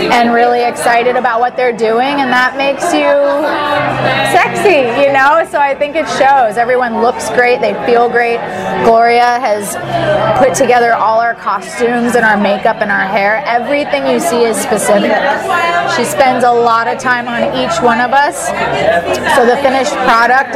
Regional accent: Santa Barbara, California, United States; I was born in Santa Barbara, California

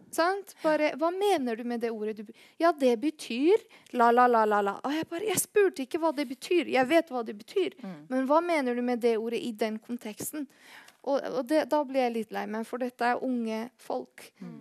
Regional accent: Bergen, Vestland, Norway; Hvis noen spør meg hvor kommer du fra, eh, så sier jeg Bergen

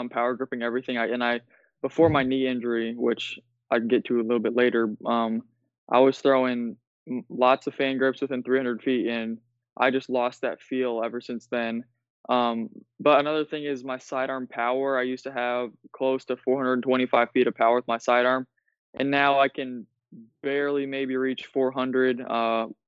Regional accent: Iowa, United States; I'm from Iowa, so it gets really cold here in the winter.

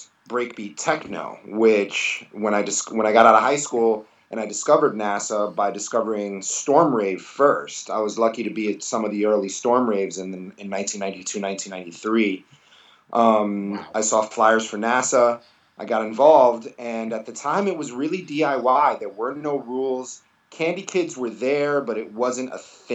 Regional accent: New York City, New York, United States; I grew up in New York City listening to radio stations like 89.1, which was WNYU.

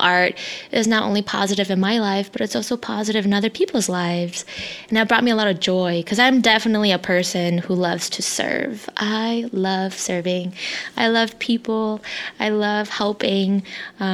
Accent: United States; first language Hmong; English is a second language; I grew up in a predominantly white neighborhood where speaking my native tongue, my language, Hmong, was constantly made fun of.

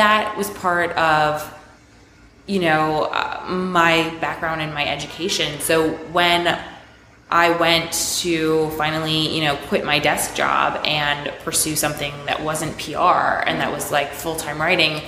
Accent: South Florida, United States; moved away as an adult; also born or lived in Long Island, New York; now in New York City, United States; I was born on Long Island, and I moved to South Florida when I was 4. I grew up there

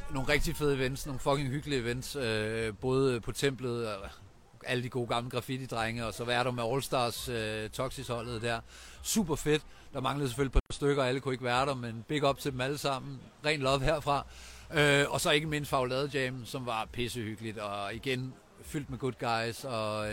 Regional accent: Vejen, Southern Denmark, Denmark; Jeg er fra Vejen, som ligger ikke så langt fra, der er født og opvokset

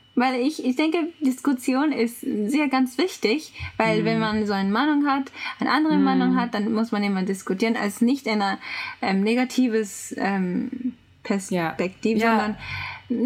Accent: Japan; German is a second language; ich bin Japanerin

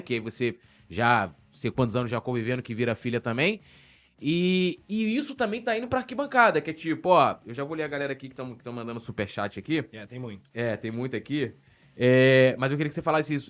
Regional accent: São Gonçalo, Rio de Janeiro, Brazil; moved away; eu sou de São Gonçalo, não moro mais lá hoje.

